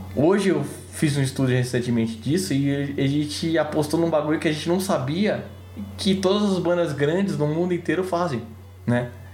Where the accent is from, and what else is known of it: Brazil